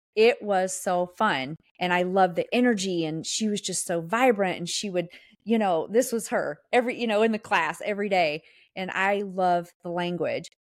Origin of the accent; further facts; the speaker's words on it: the South, United States; accent: Southern; I'm from the South.